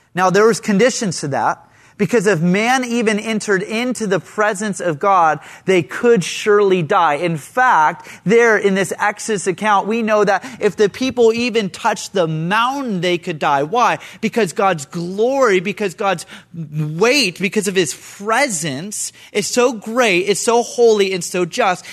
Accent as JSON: {"language": "English", "area": "Central Coast", "region": "California", "country": "United States", "said": "I'm from the Central Coast"}